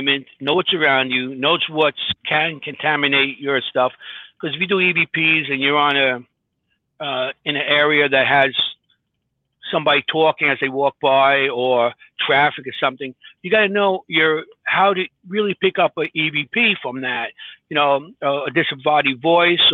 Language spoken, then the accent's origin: English; New York City, New York, United States; I'm from Queens